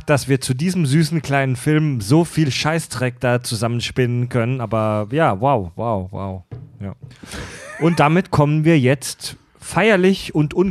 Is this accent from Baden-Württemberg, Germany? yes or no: yes; Kieselbronn, Baden-Württemberg, Germany; ich komme aus Kieselbronn, einem noch viel schlimmeren Kaff.